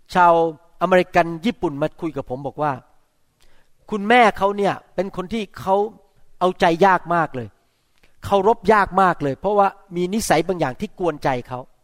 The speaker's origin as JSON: {"language": "Thai", "country": "Thailand", "tie": "born or raised there", "said": "ผมเล่นเตะฟุตบอลอยู่ที่โรงเรียนอสัมชัญตอนที่ผมอายุเจ็ดขวบหกขวบ"}